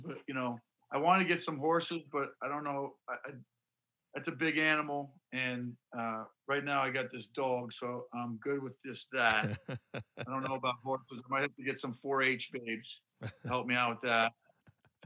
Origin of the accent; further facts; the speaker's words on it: Syracuse, New York, United States; we grew up in Syracuse